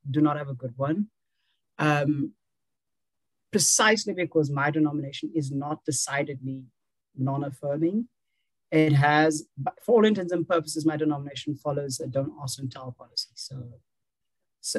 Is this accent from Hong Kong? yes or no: no; South Africa; I am a South African, so we have civil rights